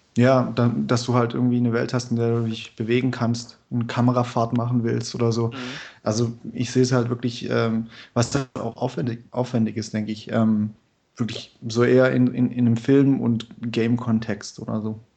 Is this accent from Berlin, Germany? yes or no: no; Stuttgart, Baden-Württemberg, Germany; ich bin aus Stuttgart. Ich arbeite momentan in Karlsruhe